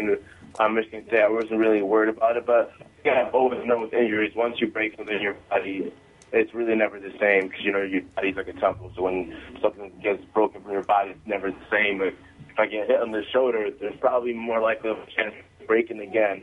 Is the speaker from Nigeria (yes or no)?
no; Zimbabwe; now in United States; Coming from Zimbabwe, I was born in Zimbabwe